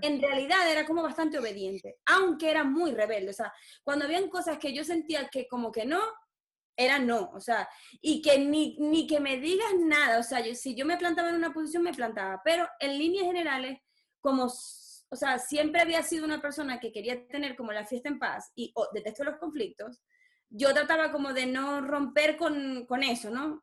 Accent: Maracaibo, Zulia, Venezuela; moved away as an adult; Nací en Maracaibo, viví 26 años de mi vida en Maracaibo y llevo ya 8 fuera de Venezuela.

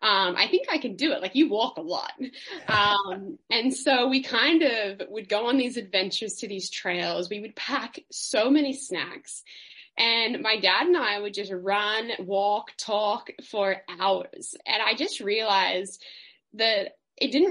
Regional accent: Melbourne, Victoria, Australia; I grew up in Melbourne City. I was a city kid

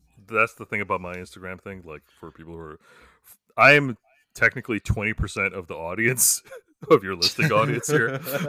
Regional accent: Canada

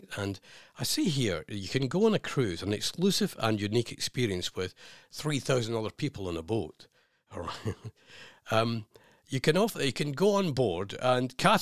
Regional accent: Scotland, United Kingdom; being Scottish

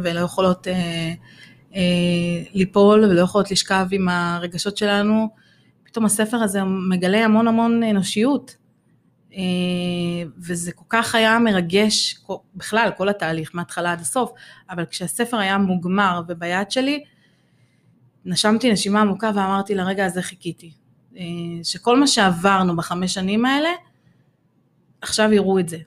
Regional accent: Ramla, Central District, Israel; בת שלושים ושש, הגעתי מרמלה

